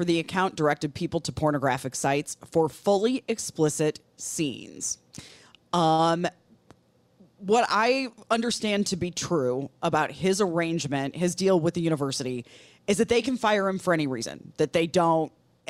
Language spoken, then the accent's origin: English; Milwaukee, Wisconsin, United States; WTMJ AM is a radio station I grew up listening to in Milwaukee.